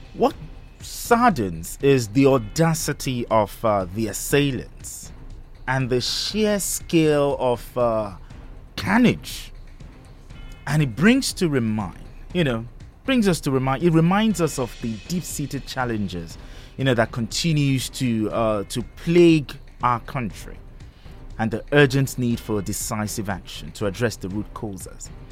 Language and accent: English; Ijebu-Ode, Ogun State, Nigeria; now in Abeokuta, Nigeria; my hometown, which is Ijebuodi